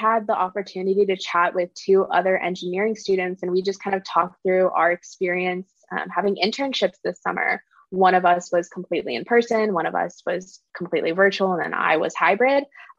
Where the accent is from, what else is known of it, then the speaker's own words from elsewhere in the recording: Palos Verdes, California, United States; I'm from Palos Verdes, California.